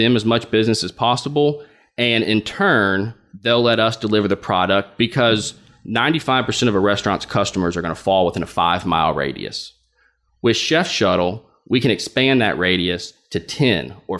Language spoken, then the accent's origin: English; Little Rock, Arkansas, United States; moved away as an adult; also born or lived in New York City; now in Little Rock, United States; my hometown of Little Rock